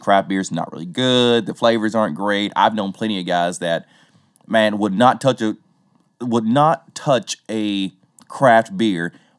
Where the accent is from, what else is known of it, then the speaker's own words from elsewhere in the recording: the South, United States; accent: southern; Forgive my southern accent, there's a lot of things here in Tennessee that are not pronounced right.